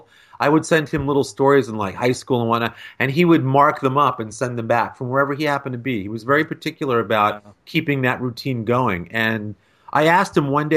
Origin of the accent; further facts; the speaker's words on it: Ossining, New York, United States; growing up in Westchester County, not far from where Jim grew up